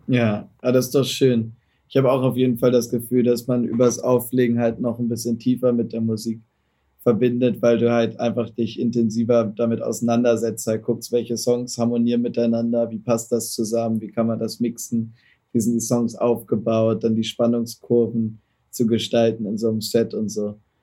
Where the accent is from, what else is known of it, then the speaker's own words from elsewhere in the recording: Germany; Bin halt auch Deutscher